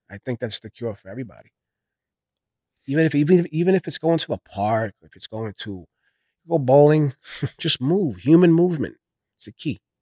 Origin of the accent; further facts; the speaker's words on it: New York City, New York, United States; I come from Brooklyn, New York